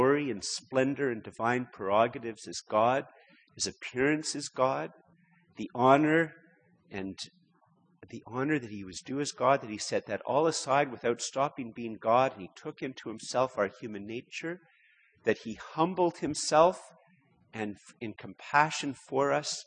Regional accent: Canada; I'm a Canadian

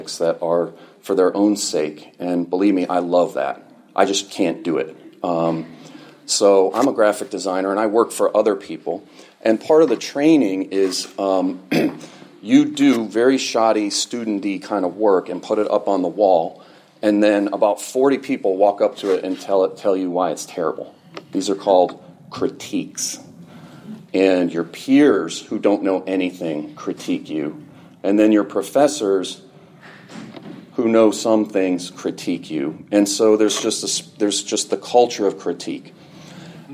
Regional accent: Fairfield, Connecticut, United States; I grew up in Fairfield, Connecticut, right down the road

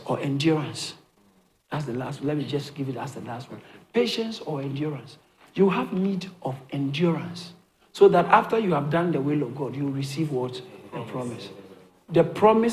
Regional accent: Ghana; now in United Kingdom; I grew up in Ghana

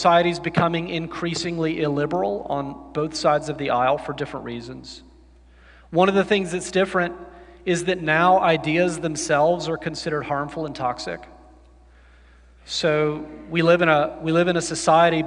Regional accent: the South, United States; I grew up in the South and went to college in the South

